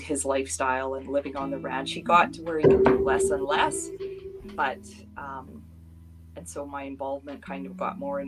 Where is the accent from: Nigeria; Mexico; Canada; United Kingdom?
Canada; Duchess, Alberta; moved away as an adult; also born or lived in British Columbia; I grew up here in Dutchess. I left and moved to BC and raised my children there. And in 2014, I came back to Dutchess